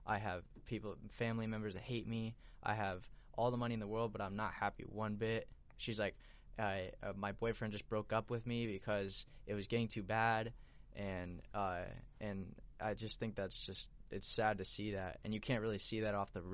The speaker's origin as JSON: {"language": "English", "town": "Las Vegas", "region": "Nevada", "country": "United States", "tie": "born or raised there", "said": "I grew up in Vegas"}